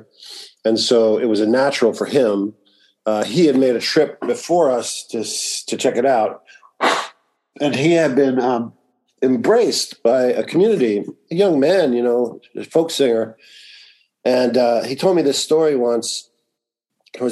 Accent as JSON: {"language": "English", "town": "New York City", "region": "New York", "country": "United States", "tie": "born or raised there", "also_born_or_lived": "California", "said": "I grew up in Greenwich Village"}